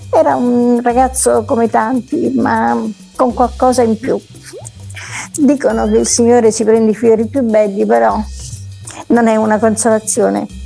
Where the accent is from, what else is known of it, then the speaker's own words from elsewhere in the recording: Naples, Campania, Italy; moved away as an adult; now in Messina, Italy; No, io sono napoletana, di origini siciliane da parte di, di padre, eh, però diciamo sono, ormai sono 39 anni che sono qua da quando mi sono sposata nell'81.